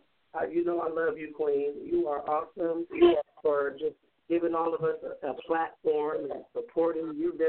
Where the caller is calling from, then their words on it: Compton, California, United States; I'm calling from Compton.